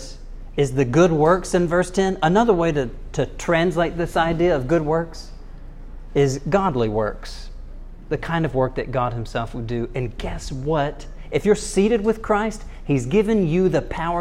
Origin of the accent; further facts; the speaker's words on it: United States; I'm an American